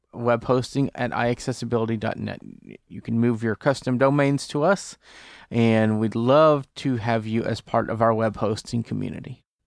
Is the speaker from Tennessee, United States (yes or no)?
no; Port Neches, Texas, United States; moved away; my hometown of Port Neches, Texas